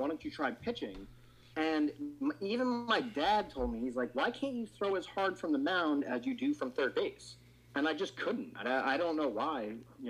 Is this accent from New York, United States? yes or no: yes; New York, United States; also born or lived in New Jersey; I'm from New York, so I'm a Mets fan.